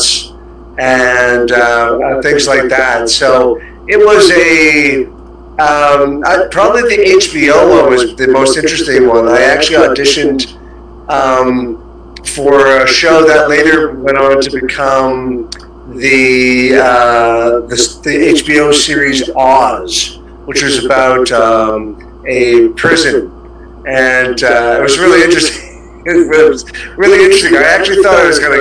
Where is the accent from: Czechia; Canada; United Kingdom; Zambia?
Canada; moved away as an adult; now in Singapore; I'm a Canadian, so I've been here actually 14 years next month.